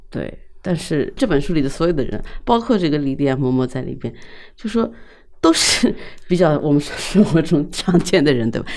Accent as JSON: {"language": "Chinese", "country": "China", "tie": "born or raised there", "said": "我们在这样的一个社会里长大，在尤嗯哼。其在中国这样一个社会里长大"}